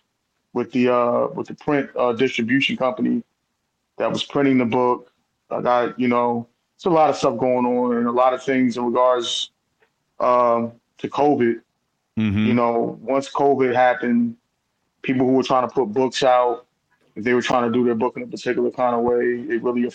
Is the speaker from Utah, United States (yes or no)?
no; Newark, New Jersey, United States; also born or lived in Essex County, New Jersey; born in Newark, New Jersey, at Israel Hospital, grew up all over Essex County, lived pretty much every northern city in the state